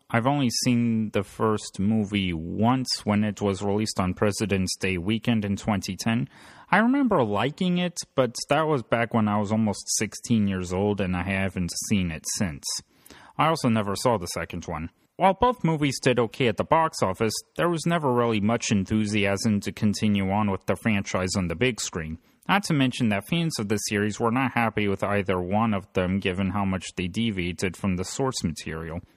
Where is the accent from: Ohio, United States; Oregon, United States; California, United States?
Ohio, United States; Louisville; also born or lived in Canton, Ohio; I was born in Canton and raised in a nearby town called Louisville